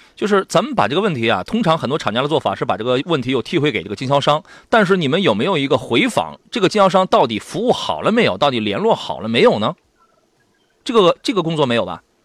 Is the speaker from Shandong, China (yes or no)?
yes; Shandong, China; 我们山东人